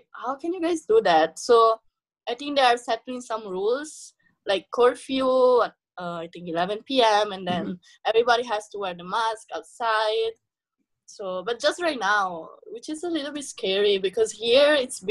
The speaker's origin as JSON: {"language": "English", "country": "Italy", "tie": "born or raised there", "second_language": "English", "moved": "as an adult", "lives_now": "Philippines", "said": "I grew up in Italy"}